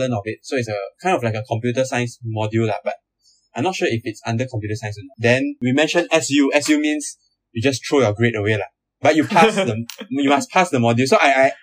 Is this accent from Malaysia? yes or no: yes; Malaysia; now in Singapore; I'm from Malaysia